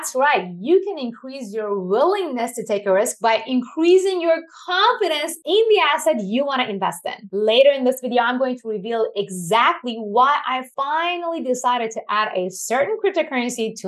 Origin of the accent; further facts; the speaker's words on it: Iran; moved away; I was born and raised in Iran